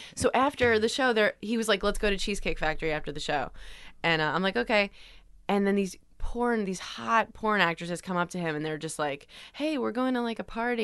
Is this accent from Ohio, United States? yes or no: no; Long Island, New York, United States; I grew up on Long Island